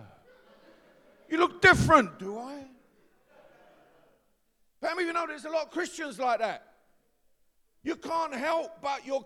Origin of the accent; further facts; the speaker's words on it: London, United Kingdom; we're from East London, that's how we speak.